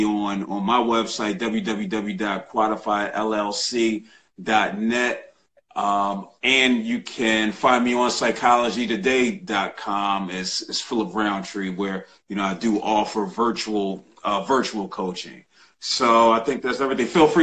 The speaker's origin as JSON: {"language": "English", "town": "Philadelphia", "region": "Pennsylvania", "country": "United States", "said": "I'm from Philly and I'm an Eagles fan"}